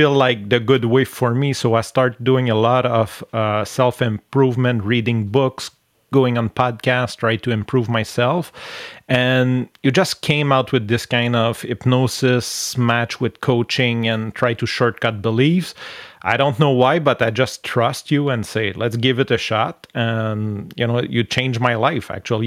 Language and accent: English; Canada; accent: French-Canadian; English is a second language; Since I'm French, I really love going on English podcasts and speak and just show my so nice accent, my French-Canadian accent